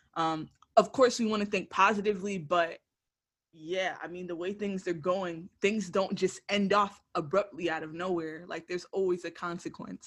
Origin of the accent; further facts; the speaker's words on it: Broward County, Florida, United States; coming back to you from the base of my hometown, Broward County, Florida.